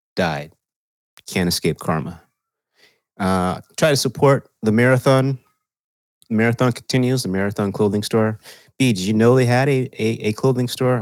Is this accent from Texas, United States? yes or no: yes; Texas, United States; now in California, United States; I'm from Texas